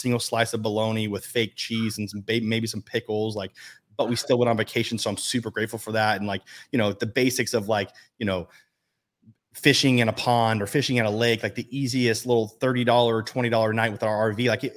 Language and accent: English; Las Vegas, Nevada, United States; I'm born and raised in Las Vegas